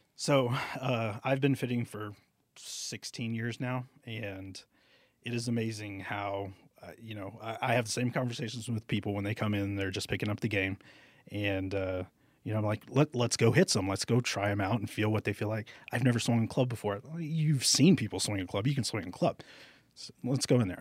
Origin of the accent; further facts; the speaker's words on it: Alice, Texas, United States; moved away as an adult; also born or lived in Corpus Christi, Texas / McAllen, Texas; now in Albuquerque, United States; I'm from Alice, Texas, which is just outside of Corpus Christi